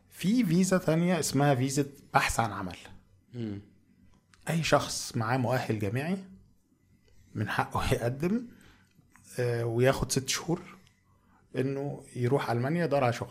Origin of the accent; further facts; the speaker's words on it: Egypt; moved away as an adult; now in Germany; احنا عندنا في مصر